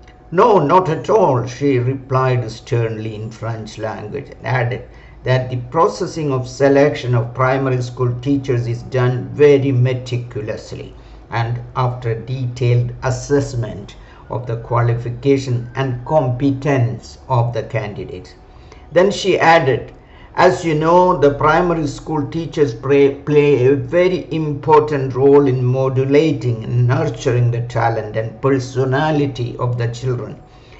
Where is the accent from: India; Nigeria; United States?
India